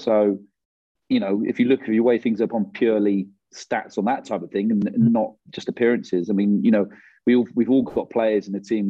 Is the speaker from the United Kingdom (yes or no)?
yes; England, United Kingdom; being an Englishman